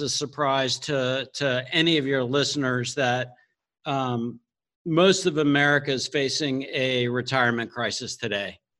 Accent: Miami, Florida, United States; so I grew up in Miami, Florida

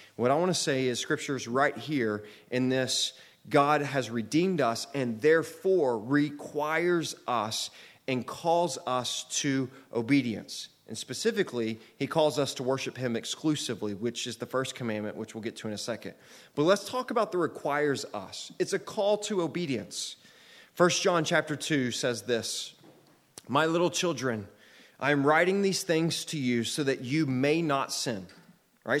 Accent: United States; I'm an American citizen

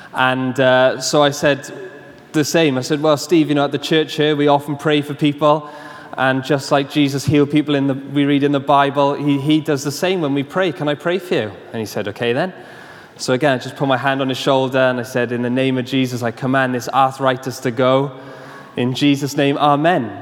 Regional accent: Swansea, Wales, United Kingdom; I was coaching a football team in my hometown in Swansea

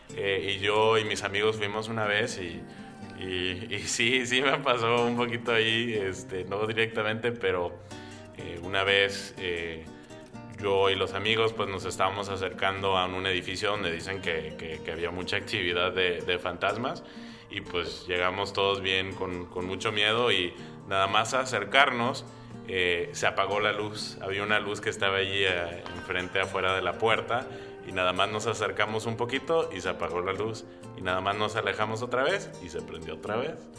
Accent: Brownsville, Texas, United States; now in Hood River, United States; en el, en el, sur de Texas, allí en la frontera, en la región de donde soy, este se llama el Valle de Río Grande

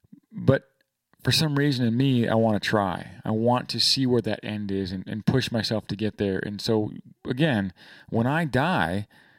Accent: Michigan, United States; And we grew up together in Northern Michigan.

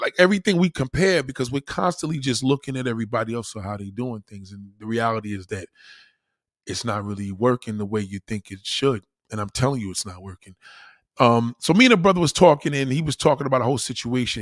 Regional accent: United States; I'm American

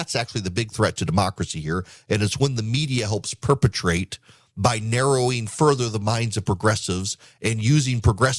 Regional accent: Dubai, United Arab Emirates; But when I was a kid growing up in Dubai, Charles and Diana were on a tour of the Middle East

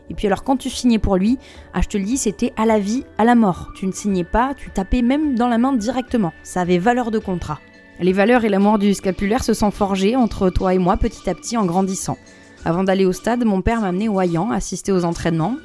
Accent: Bordeaux, Nouvelle-Aquitaine, France; now in Paris, France; chez moi à Bordeaux

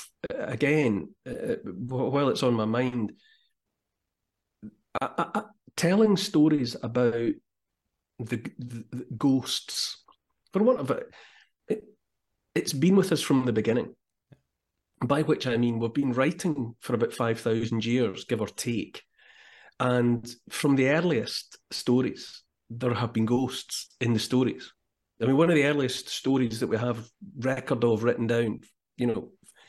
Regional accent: Scotland, United Kingdom; I'm Scottish

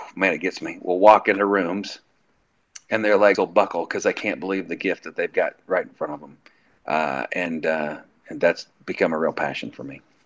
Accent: Colby, Kansas, United States; moved away as an adult; also born or lived in Nashville; going home to my hometown, um, that it was say Colby Oasis on the Plains

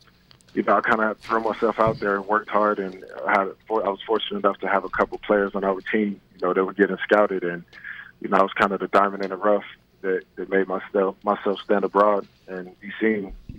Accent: Columbus, Georgia, United States; also born or lived in Germany; Yeah, I was born in Germany due to the fact that my father was in the military. But I do like to claim Columbus, Georgia. You know, that's where I spent a majority of my childhood.

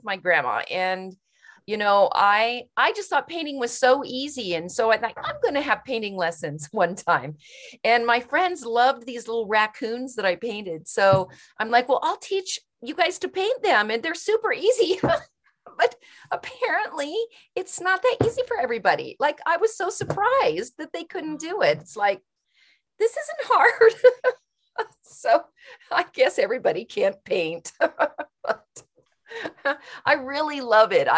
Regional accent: Kansas, United States; moved away; that's where I'm from. I was born in Kansas

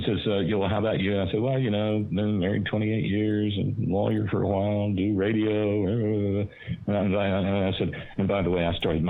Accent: Alabama, United States; where I was growing up in Alabama

